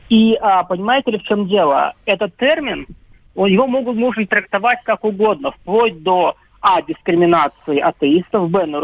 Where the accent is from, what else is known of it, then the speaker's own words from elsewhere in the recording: Russia; Я россиянин, потом так. я армянин.